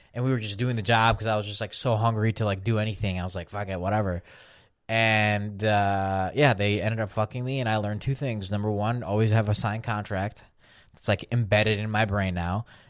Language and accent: English; Belarus; moved away; I'm from Belarus